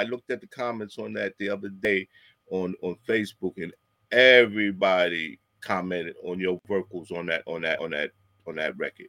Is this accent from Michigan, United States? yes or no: no; New York City, New York, United States; born or raised there